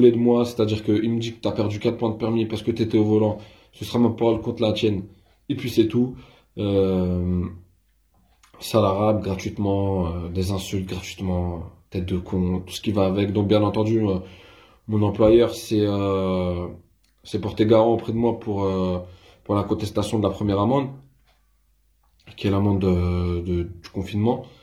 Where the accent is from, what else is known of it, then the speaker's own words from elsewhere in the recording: France; je suis français avant tout